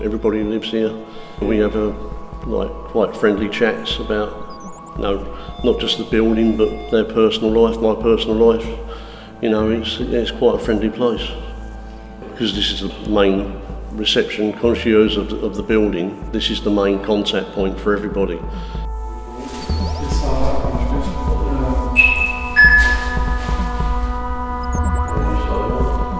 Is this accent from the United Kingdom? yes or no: yes; Southend-on-Sea, East of England, United Kingdom; I'm originally from Essex, Southend-on-Sea